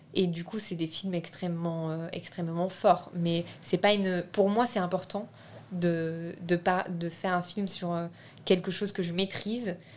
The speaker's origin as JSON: {"language": "French", "country": "France", "tie": "born or raised there", "first_language": "French", "said": "Je suis née en France, je suis française, j'ai la nationalité française"}